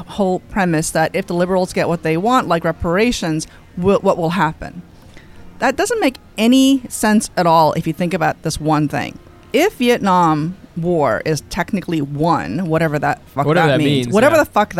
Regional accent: New York, United States; this is my hometown. I care about New York

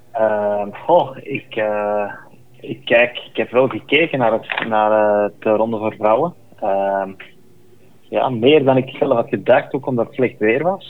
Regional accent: Belgium; als Belg

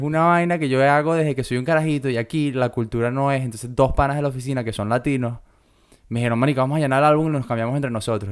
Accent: Venezuela; now in Australia

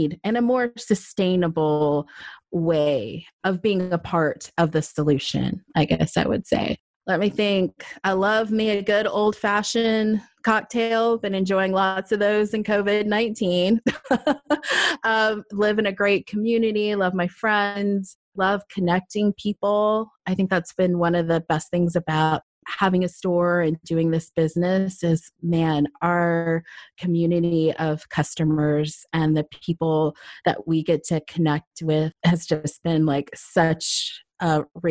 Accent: Southern California, United States; now in Atlanta, United States; I grew up predominantly in Southern California

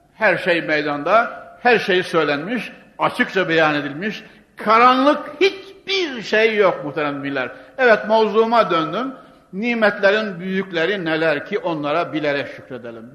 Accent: Konya, Turkey; ben Konyalıyım. Ne olsa Anadolu çocuğu

